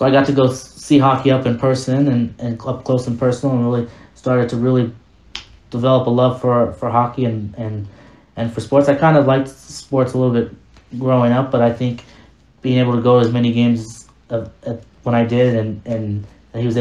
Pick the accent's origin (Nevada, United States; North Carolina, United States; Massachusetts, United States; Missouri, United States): Nevada, United States; Las Vegas; I'm from Vegas, and you know, I grew up in Vegas